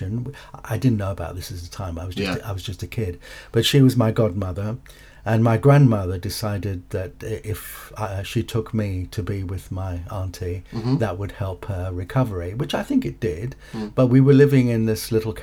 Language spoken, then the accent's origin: English; Cape Town, Western Cape, South Africa; now in United Kingdom; I was born in Cape Town, South Africa, Wynberg to be precise